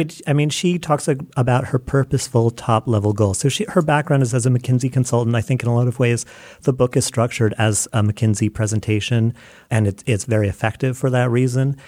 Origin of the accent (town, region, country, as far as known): United States